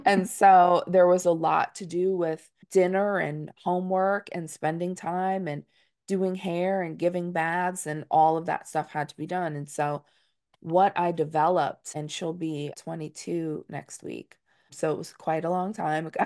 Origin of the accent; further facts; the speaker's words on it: Dutchess County, New York, United States; as a Northeasterner, I'm from Dutchess County, New York.